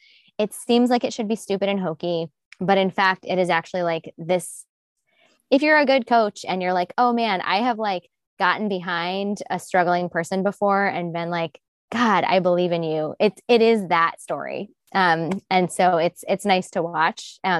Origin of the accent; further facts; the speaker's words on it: Midwest, United States; like from the Midwest, and I'm from the Midwest. I like Midwesterners.